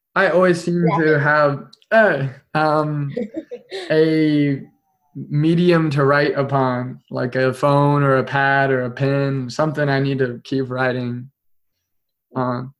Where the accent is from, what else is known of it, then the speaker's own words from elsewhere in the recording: Topeka, Kansas, United States; I came back to my hometown in Topeka